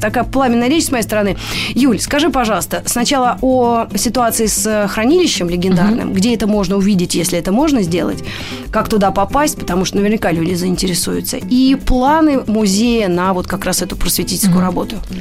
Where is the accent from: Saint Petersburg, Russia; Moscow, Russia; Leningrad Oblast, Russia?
Moscow, Russia; я как москвичка, ну, не, ну, во втором поколении, да, мои родители, вы уже в Москве жили